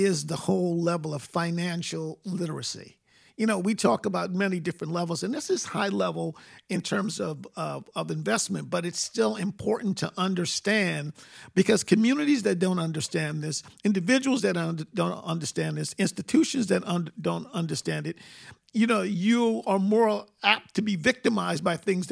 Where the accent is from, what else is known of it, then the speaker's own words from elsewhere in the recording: New York City, New York, United States; moved away; where I grew up in Queens